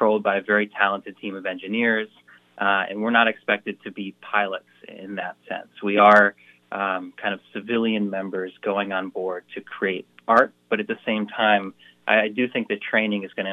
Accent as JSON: {"language": "English", "town": "Marlborough", "region": "Connecticut", "country": "United States", "tie": "born or raised there", "said": "I'm so proud to be from Connecticut, represent Connecticut in this, and being from my hometown and my high school at Ram"}